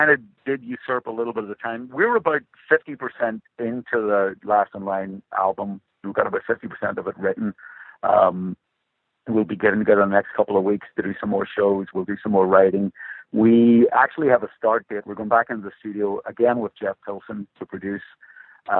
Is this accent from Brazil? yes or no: no; Belfast, Northern Ireland, United Kingdom; I grew up in Belfast in the 1970s